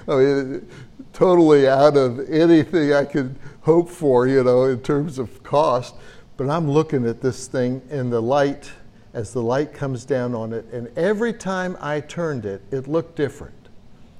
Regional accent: United States; accent: American; my American accent

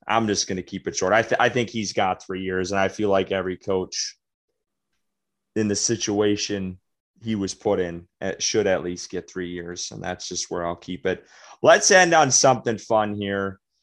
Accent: Wisconsin, United States; also born or lived in the Southeast (US); now in Southeastern US; I'm from Wisconsin

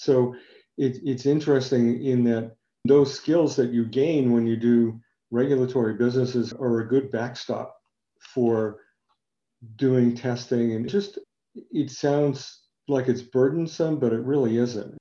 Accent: New England, United States; I am from New England

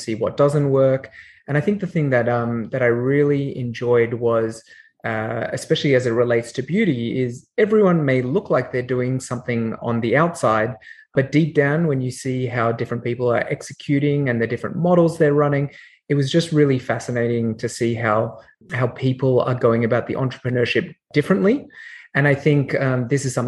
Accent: Canberra, Australian Capital Territory, Australia; accent: Australian; moved away; also born or lived in Sydney; I'm Australian by origin, as you can tell from my accent. I grew up in Canberra and Sydney.

